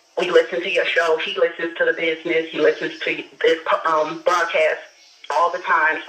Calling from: Chicago, Illinois, United States; calling from Chicago.

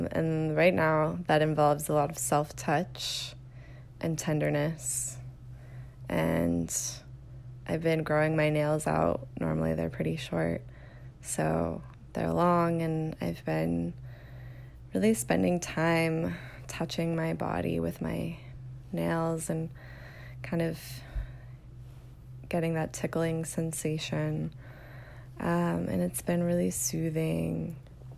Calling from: Austin, Texas, United States; I'm calling from Austin, Texas

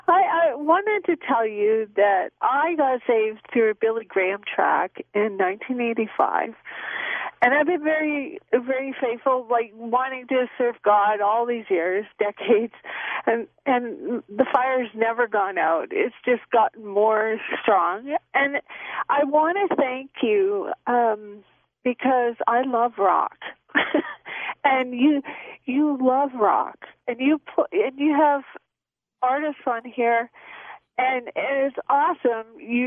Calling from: White Rock, British Columbia, Canada; Near White Rock there.

